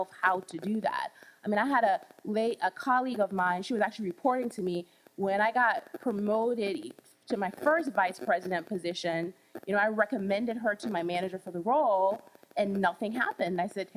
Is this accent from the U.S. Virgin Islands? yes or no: yes; Charlotte Amalie, U.S. Virgin Islands; moved away; I grew up in the Caribbean. I grew up in the Virgin Islands, St. Thomas.